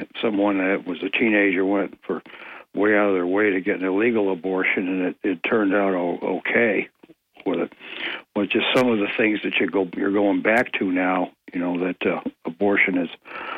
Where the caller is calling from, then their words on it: Ithaca, New York, United States; of Greater Ithaca would like to speak about abortion.